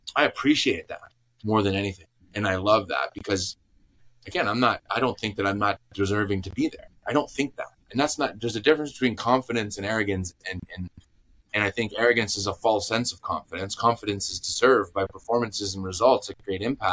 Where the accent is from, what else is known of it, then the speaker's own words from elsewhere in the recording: Green Bay, Wisconsin, United States; moved away as an adult; also born or lived in Chicago / Watford; I grew up in Green Bay, Wisconsin